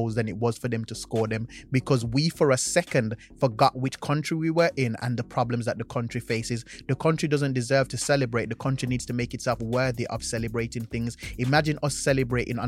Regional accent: Jamaica; now in United Kingdom; I'm Jamaican

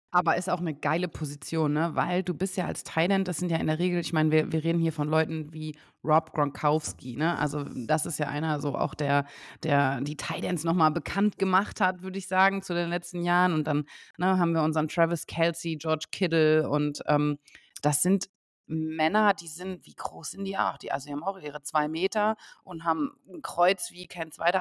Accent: Osnabrück, Lower Saxony, Germany; moved away; Ich komme ja eigentlich aus Osnabrück

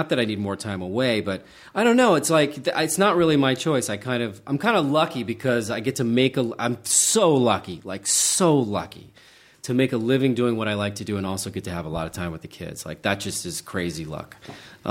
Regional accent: Charleston, West Virginia, United States; moved away; I grew up in Charleston, West Virginia, which is a great freaking city

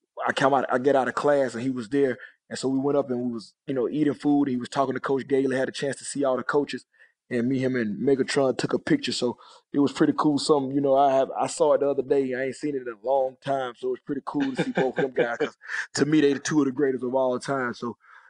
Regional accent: East Point, Georgia, United States; moved away; also born or lived in Texas; I was from East Point

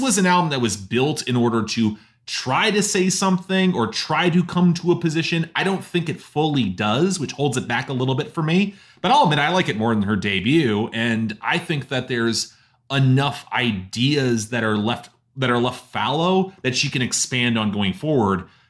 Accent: Canada; as Canadian

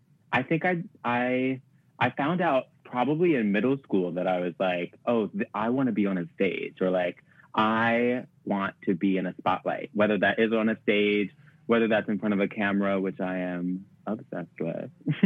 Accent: Staten Island, New York, United States; I'm from Staten Island, which is quite trash, so I don't really like to rep it.

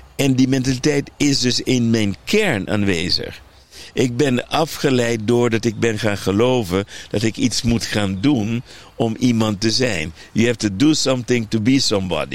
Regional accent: Aruba; ik ben opgegroeid op Aruba.

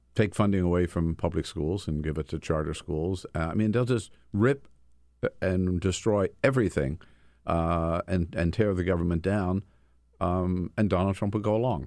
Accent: Delaware, United States; moved away; also born or lived in California; Grew up in Delaware

